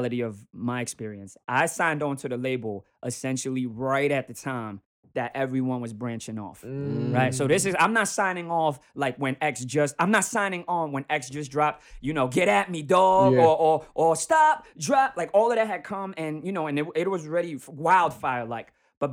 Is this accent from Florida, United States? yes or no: yes; Miami, Florida, United States; moved away as an adult; now in New York, United States; my hometown is Miami